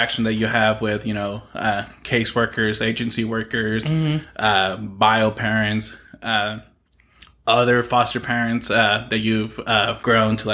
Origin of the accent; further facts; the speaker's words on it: Mustang, Oklahoma, United States; I would say I grew up here in Oklahoma City area. I'm a Mustang graduate.